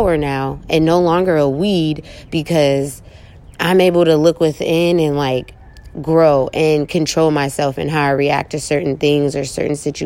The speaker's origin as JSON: {"language": "English", "town": "Oakland", "region": "California", "country": "United States", "tie": "born or raised there", "said": "growing up in East Oakland"}